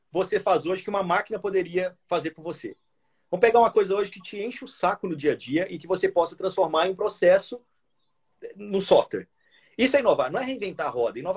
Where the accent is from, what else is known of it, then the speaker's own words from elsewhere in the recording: Minas Gerais, Brazil; Eu sou mineiro também.